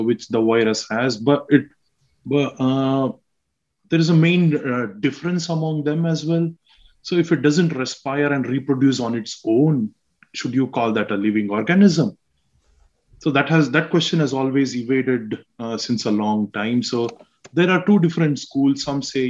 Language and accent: English; Mysore, Karnataka, India; moved away as an adult; also born or lived in Hyderabad, India; now in Craigavon, United Kingdom; I'm from India. So I'm from South India, basically. I'm from a town called Mysore